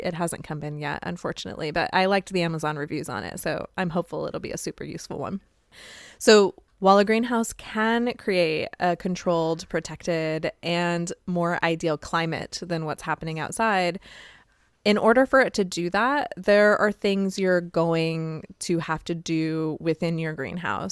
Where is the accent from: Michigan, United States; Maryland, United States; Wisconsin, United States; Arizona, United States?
Arizona, United States; now in Midwest, United States; I'm from Arizona